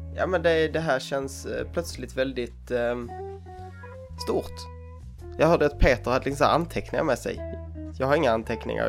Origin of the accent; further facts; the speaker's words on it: Hörby, Skåne, Sweden; also born or lived in Kalmar; jag är född och uppvuxen eh, på Önneköpsvång utanför Hörby, där jag är just nu